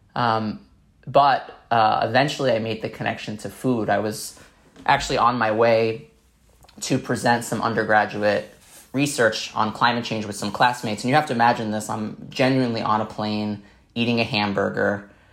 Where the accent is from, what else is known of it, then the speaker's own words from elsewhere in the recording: New York City, New York, United States; I grew up in Staten Island, New York